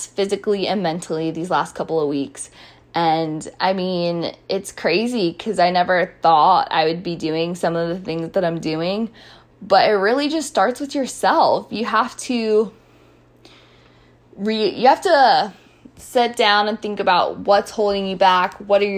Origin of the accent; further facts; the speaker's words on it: Frederick, Maryland, United States; I'm from Frederick